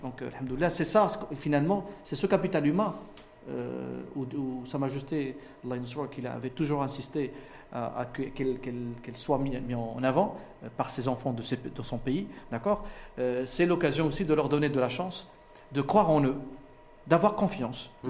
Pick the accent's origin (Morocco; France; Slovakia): Morocco; fier en tant que Marocain